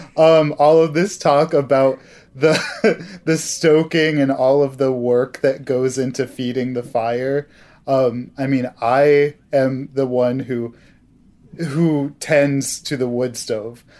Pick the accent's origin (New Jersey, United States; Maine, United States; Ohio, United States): Maine, United States; Hancock; now in Vermont, United States; I grew up in the town of Hancock, Maine.